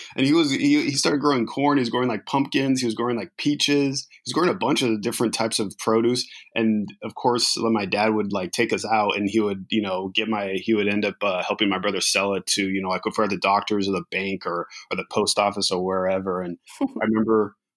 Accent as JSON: {"language": "English", "town": "Riverside", "region": "California", "country": "United States", "tie": "born or raised there", "lives_now": "Los Angeles, United States", "said": "I grew up in Riverside, California"}